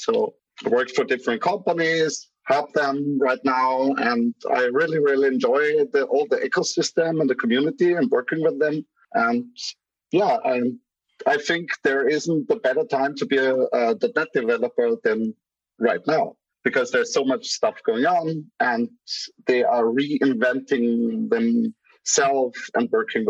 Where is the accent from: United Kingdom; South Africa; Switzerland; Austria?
Austria; Graz, Styria; English is a second language; He's from my city, from Graz, from my hometown.